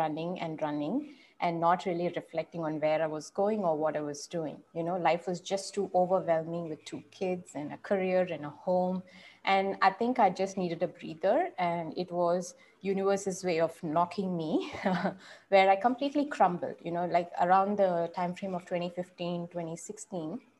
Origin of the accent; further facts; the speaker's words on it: Bangalore, Karnataka, India; So I'm from Bangalore